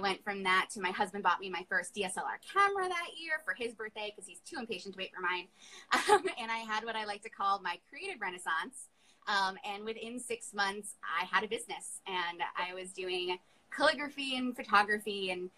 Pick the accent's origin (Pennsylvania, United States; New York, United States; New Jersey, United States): New York, United States; Long Island; I'm a New Yorker, I'm from Long Island.